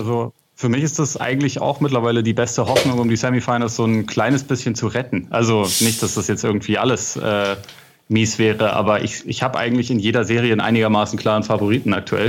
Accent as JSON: {"language": "German", "region": "Northern Germany", "country": "Germany", "said": "bei uns in Norddeutschland"}